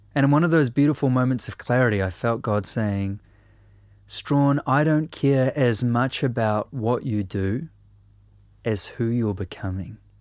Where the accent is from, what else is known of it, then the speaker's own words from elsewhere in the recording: New Zealand; a writer and a musician from Aotearoa, New Zealand